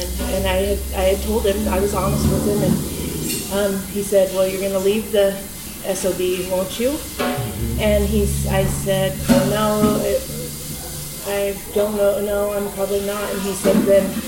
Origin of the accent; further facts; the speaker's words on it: Baker City, Oregon, United States; moved away; also born or lived in Scottsdale, Arizona; I was born and raised in Baker, Oregon.